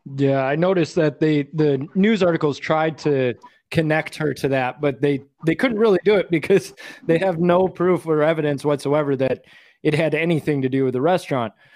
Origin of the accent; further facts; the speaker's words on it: Michigan, United States; moved away; I was born and raised in Michigan